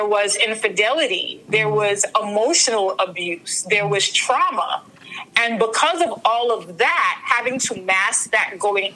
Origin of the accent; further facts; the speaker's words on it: New York City, New York, United States; also born or lived in Saint Vincent and the Grenadines; I was born in St. Vincent, raised in Brooklyn